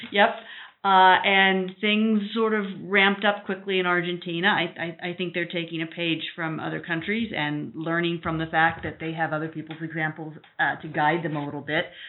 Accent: United States; moved away as an adult; we are from the United States

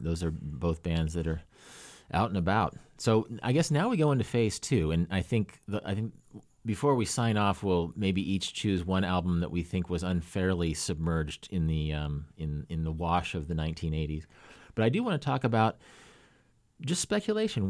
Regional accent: Kansas, United States; moved away as an adult; also born or lived in Oregon; my Kansas friends

